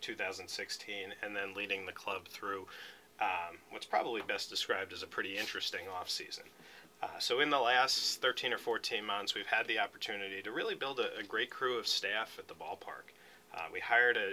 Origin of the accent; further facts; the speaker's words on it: New Jersey, United States; moved away; I grew up in New Jersey, just outside New York City